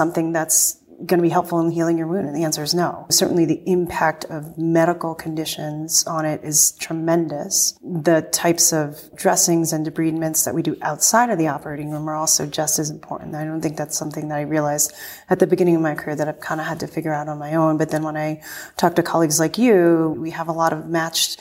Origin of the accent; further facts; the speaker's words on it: Northeast, United States; I'm from the Northeast